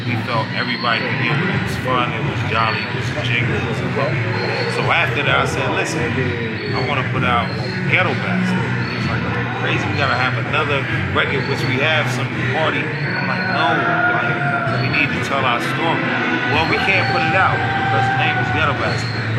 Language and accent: English; Dominican Republic; And I said, I was from Uptown. I was Dominican.